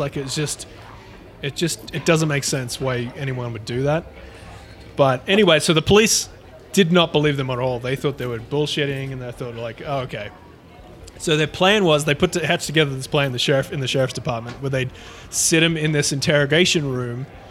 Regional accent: Australia; accent: Aussie; my Aussie accent

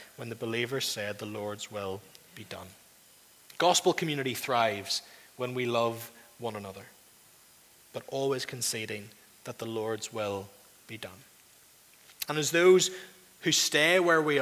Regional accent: Northern Ireland, United Kingdom; You and I are culturally, mostly in the room, culturally Northern Irish

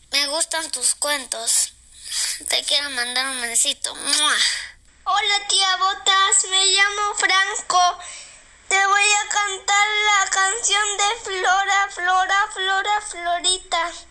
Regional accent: Chile; now in Santiago, Chile; De Chile soy y de Santiago vivo yo.

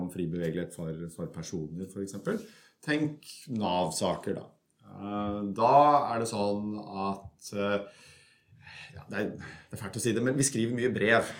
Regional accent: Kongsberg, Buskerud, Norway; moved away as an adult; also born or lived in Germany; now in Belgium; jeg kommer fra, fra Norge. Som, som, alle kan høre, så kommer jeg fra Østlandet et sted. Eh, nærmere bestemt en liten by som heter eh, Kongsberg, som er en snau time utenfor Oslo

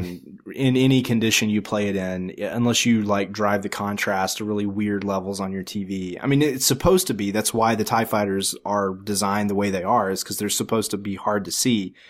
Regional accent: the South, United States; I grew up in the South where it's friggin' hot in the summer

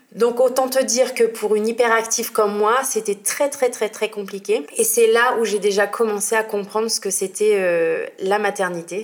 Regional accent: Normandy, France; moved away as an adult; now in Marseille, France; J'habite à Marseille, mais je suis normande à la base.

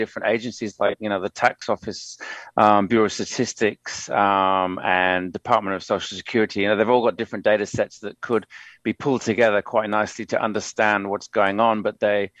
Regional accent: New South Wales, Australia; New South Wales, which is my home state

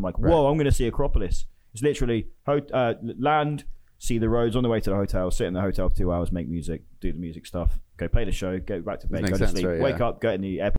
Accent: England, United Kingdom; Well, yeah, I'm English.

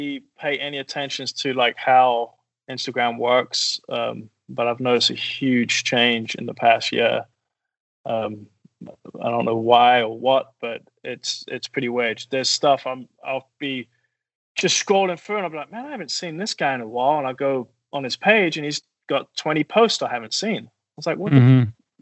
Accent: London, United Kingdom; moved away as an adult; now in Texas, United States; originally from England

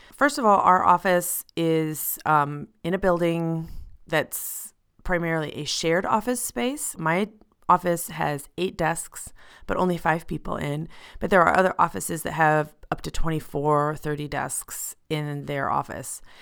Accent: United States; moved away as an adult; now in Switzerland; I'm an American professional living and working in Switzerland

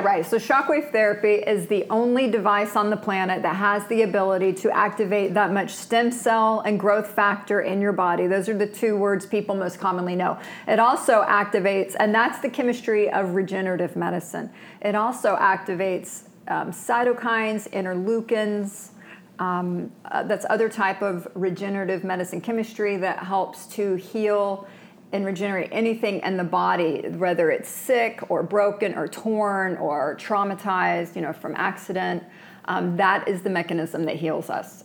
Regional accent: Florida, United States; moved away as an adult; also born or lived in Manhattan; now in New York, United States; I've born and raised in Florida

